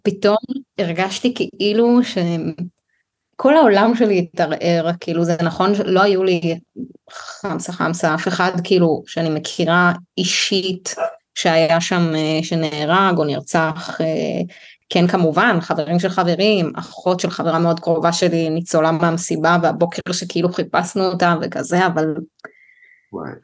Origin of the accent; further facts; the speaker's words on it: Israel; ושלושתנו גם נורא ישראלים, כאילו בשפה, בהוויה, כאילו מאוד מאוד ישראלים